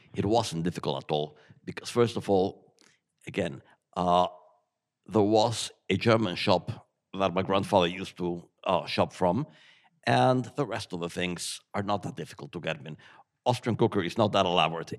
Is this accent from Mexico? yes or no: yes; Mexico City, Mexico; moved away as an adult; now in Ireland; I grew up in Mexico, but eating uh, Wiener Schnitzel and Tafelspitz